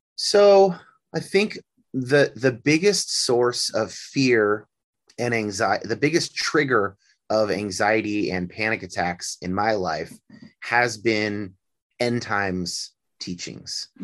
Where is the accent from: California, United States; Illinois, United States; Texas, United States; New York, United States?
California, United States; near San Francisco, Northern; now in Seattle, United States; I grew up in California, uh, in Northern California. Not, I didn't grow up in Hollywood. I grew up near San Francisco